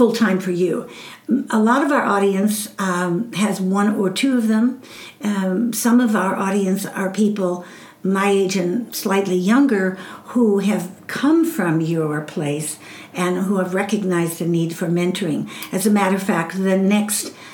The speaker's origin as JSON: {"language": "English", "town": "Chicago", "region": "Illinois", "country": "United States", "also_born_or_lived": "Southwest US", "moved": "as an adult", "lives_now": "Southwest, United States", "said": "I came from Chicago"}